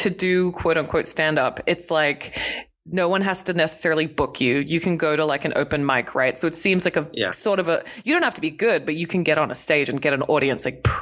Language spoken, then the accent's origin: English; Australia; I'm Australian.